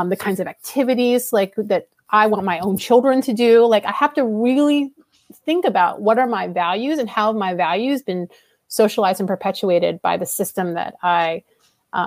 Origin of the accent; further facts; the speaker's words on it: United States; I'm Asian American, second generation Filipina